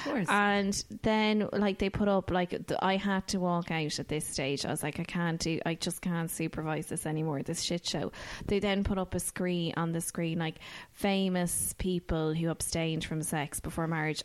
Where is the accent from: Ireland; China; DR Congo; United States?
Ireland; as Irish people